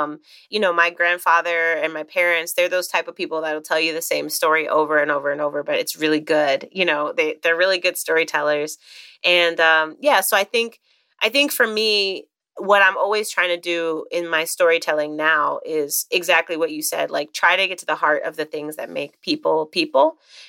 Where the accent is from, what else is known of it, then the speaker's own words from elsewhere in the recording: Chicago, Illinois, United States; I grew up in Chicago where I live now as well.